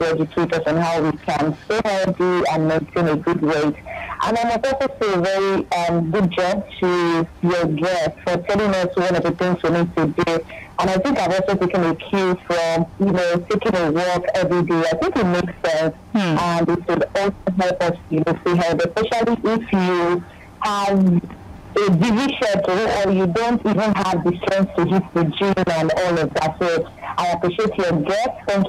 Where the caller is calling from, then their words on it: Morocco; Hi, good morning. … I'm calling from Morocco.